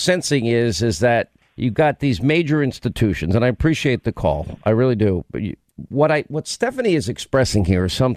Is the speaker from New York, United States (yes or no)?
yes; New York, United States; I grew up in New York